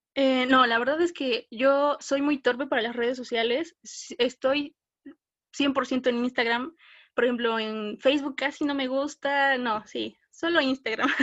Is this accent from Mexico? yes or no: yes; Puebla, Mexico; Soy orgullosamente mexicana y 100% poblana.